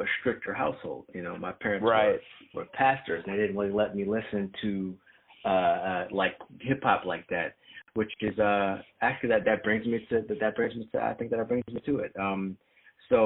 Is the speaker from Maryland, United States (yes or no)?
yes; PG County, Maryland, United States; I'm from, you know, PG County, which is about an hour away